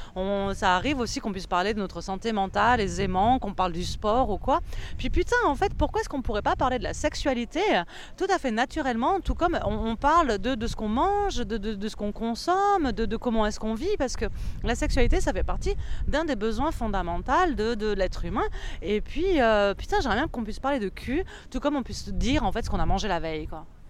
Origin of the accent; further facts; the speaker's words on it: France; en tant que Française